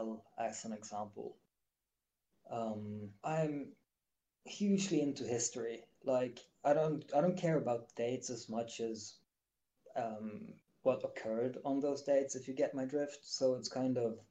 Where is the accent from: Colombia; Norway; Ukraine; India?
Norway; Bergen, Vestland; my hometown of Bergen in Norway